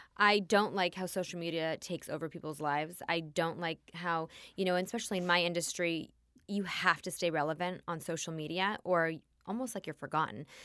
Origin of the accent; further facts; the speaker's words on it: Los Angeles, California, United States; I was born in Tarzana, California